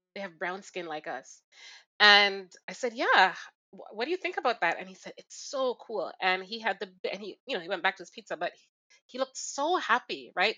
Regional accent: Jamaica; now in Toronto, Canada; I grew up in Jamaica

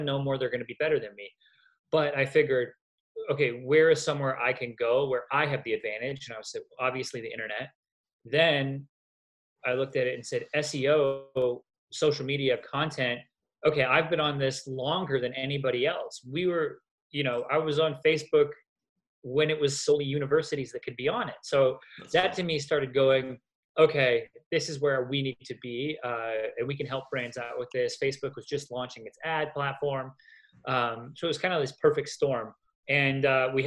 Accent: Canada; now in Los Angeles, United States; I'm also Canadian

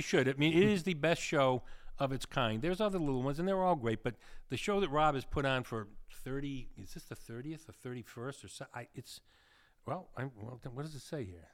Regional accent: New England, United States; accent: New England; moved away; I come from New England, which I do.

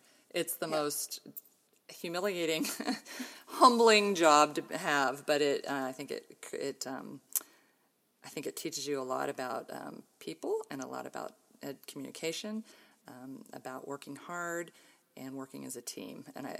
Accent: Ohio, United States; born there; I was born in Ohio and have two older sisters. We're all within about 3 years of each other. So we're Irish triplets, as they say. We all were pretty good growing up, pretty close. We moved around a lot as kids.

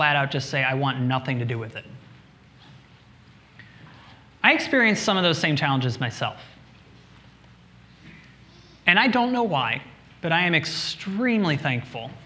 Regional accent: Midwest, United States; now in New York City, United States; I was born and raised in the Midwest.

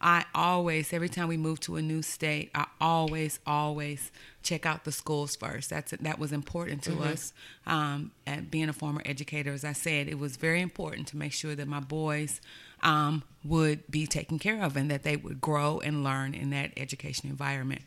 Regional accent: Arkansas, United States; also born or lived in West Lafayette, Indiana; now in Lexington, United States; I was born and raised in Arkansas. We moved to Lexington in July of 2018.

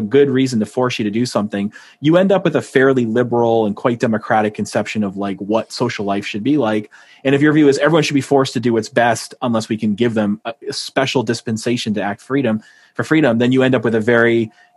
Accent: New Hampshire, United States; moved away; I'm from New Hampshire

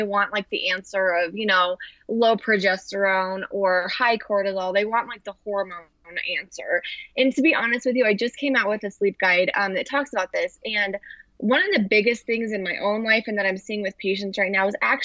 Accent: Western Nebraska, United States; moved away as an adult; also born or lived in Arizona; I grew up in Western Nebraska

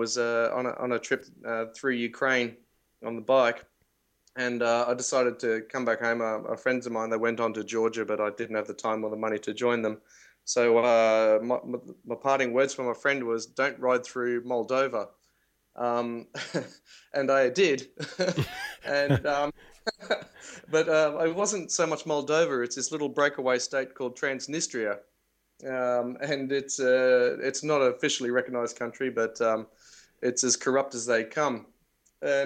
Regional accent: Australia; I'm from Australia

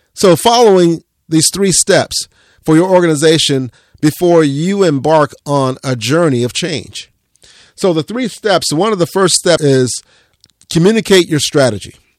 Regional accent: Central Florida, United States; growing up in Central Florida

